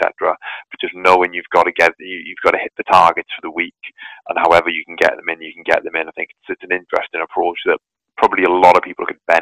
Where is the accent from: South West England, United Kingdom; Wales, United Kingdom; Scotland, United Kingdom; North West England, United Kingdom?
Wales, United Kingdom; I'm from Wales